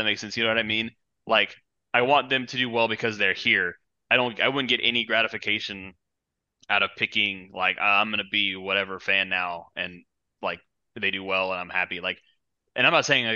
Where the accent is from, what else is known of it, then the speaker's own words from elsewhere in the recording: Charlotte, North Carolina, United States; I'm from Charlotte